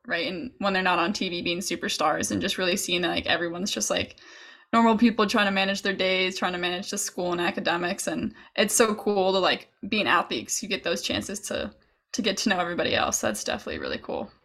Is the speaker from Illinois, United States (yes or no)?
yes; Chicago, Illinois, United States; I'm from Chicago